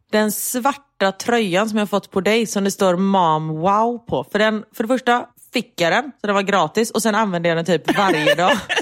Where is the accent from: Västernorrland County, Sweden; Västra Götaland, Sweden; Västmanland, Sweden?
Västra Götaland, Sweden; Gothenburg; både du och jag är ju göteborgare